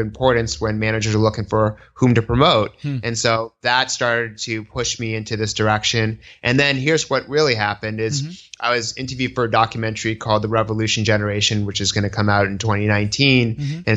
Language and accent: English; Newton, Massachusetts, United States; also born or lived in Boston, Massachusetts; now in New York City, United States; my cultural frame of reference is a Jewish American growing up in Newton, Massachusetts